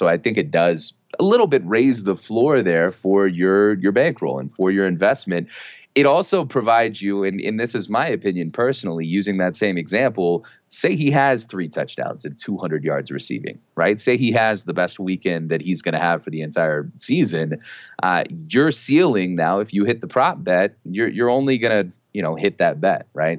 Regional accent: Texas, United States; my wife and I, we're both from Texas

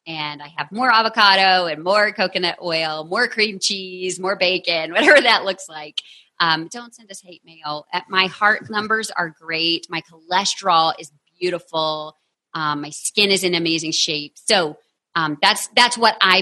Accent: Texas, United States; I am from Texas.

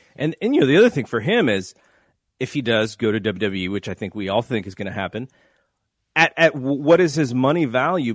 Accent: Santa Clara, California, United States; my hometown

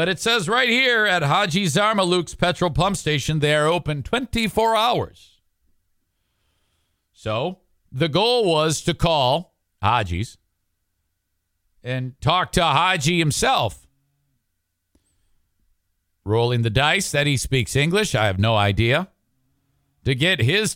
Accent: Michigan, United States; I'm from Michigan, United States

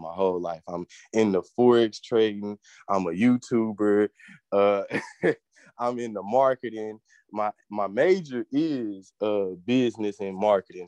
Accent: Pine Bluff, Arkansas, United States; I'm from Pine Bluff, Arkansas

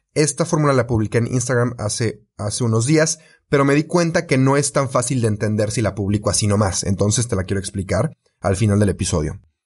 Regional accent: Mexico; yo soy de México

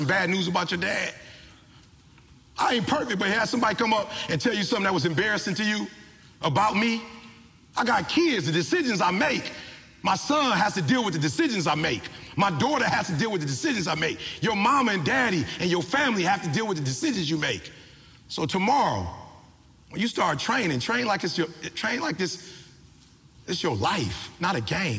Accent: Detroit, Michigan, United States; I'm from the D. My people worked at Ford, GM, and Chrysler

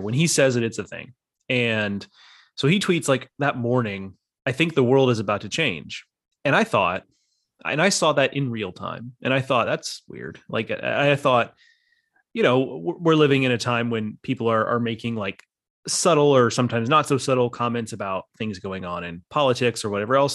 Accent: Texas, United States; I grew up in Texas

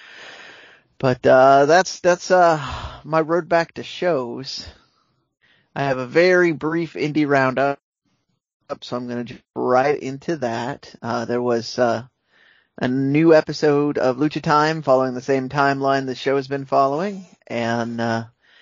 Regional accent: United States; I am American

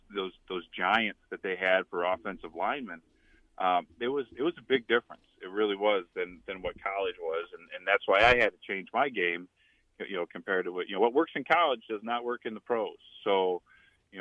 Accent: outside of Chicago, Illinois, United States; moved away; also born or lived in Nebraska / New Orleans / Indiana; growing up outside of Chicago

